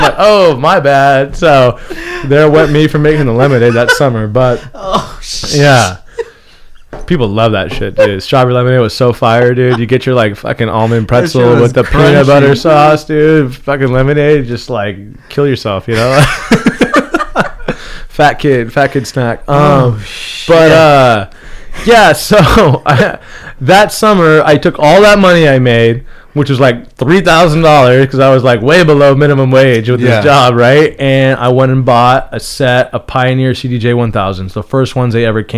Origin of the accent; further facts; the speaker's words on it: Rancho Cucamonga, California, United States; also born or lived in Newport Beach, California; I grew up in the Inland Empire. Mm-hmm. But I moved to Newport Beach when I was 13 years old